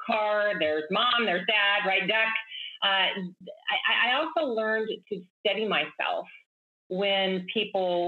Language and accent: English; Baker City, Oregon, United States; I grew up in Baker City, Oregon